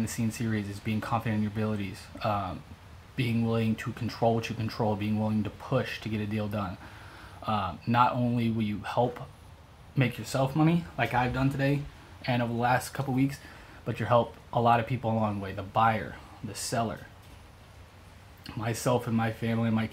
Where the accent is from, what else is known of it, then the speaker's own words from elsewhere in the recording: Midwest, United States; now in Tampa, United States; we're both from the Midwest, so a lot of Midwestern work ethic